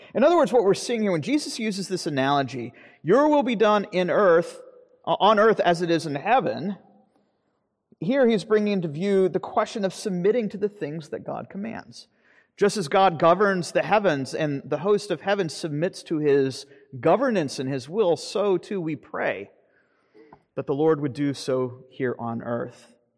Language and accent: English; Florida, United States; moved away; I grew up in Florida